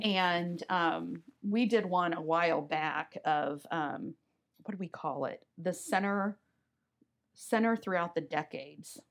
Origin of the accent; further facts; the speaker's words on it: Omaha, Nebraska, United States; also born or lived in Wayne, Nebraska; I grew up in Omaha, Nebraska